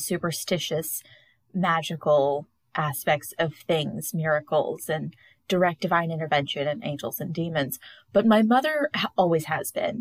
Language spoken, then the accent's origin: English; the Bible Belt, the South, United States; the hundreds of churches in my hometown, because I do live in the middle of the Bible Belt